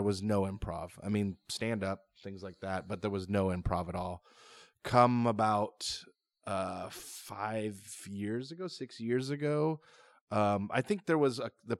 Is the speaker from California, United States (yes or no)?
yes; California, United States; I did theater as a kid, but there was never improv. And we didn't have long form out in California